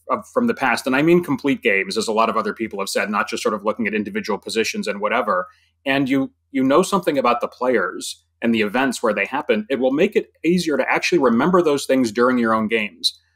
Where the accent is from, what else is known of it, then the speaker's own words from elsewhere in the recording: New York, United States; I was from New York